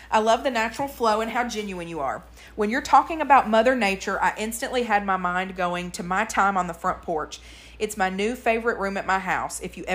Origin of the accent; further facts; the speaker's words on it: Murfreesboro, Tennessee, United States; born there; Second of all, I want to say that I was born in Murfreesboro.